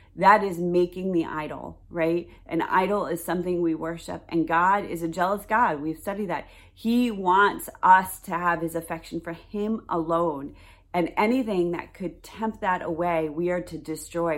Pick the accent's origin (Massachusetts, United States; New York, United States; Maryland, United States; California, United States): New York, United States; my home state of New York